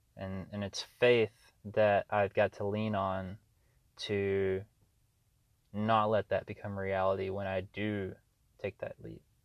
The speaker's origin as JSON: {"language": "English", "region": "Arkansas", "country": "United States", "tie": "born or raised there", "moved": "yes", "lives_now": "Austin, United States", "said": "my hometown uh, in Arkansas"}